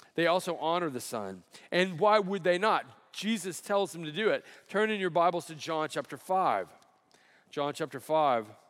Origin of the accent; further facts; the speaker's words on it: Alabama, United States; moved away; I grew up in Alabama